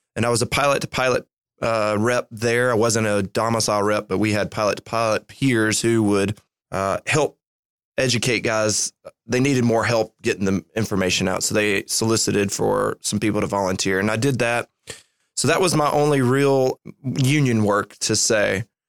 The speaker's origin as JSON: {"language": "English", "region": "Alabama", "country": "United States", "tie": "born or raised there", "said": "born and raised in Alabama"}